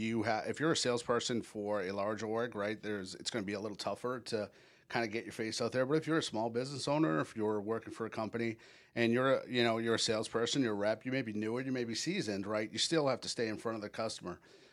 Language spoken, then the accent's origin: English; New England, United States; now in Orlando, United States; I've been in Orlando for the better part of 20 years. So I'll kind of start there. I grew up in New England, and moved down here with that mutual friend that we know.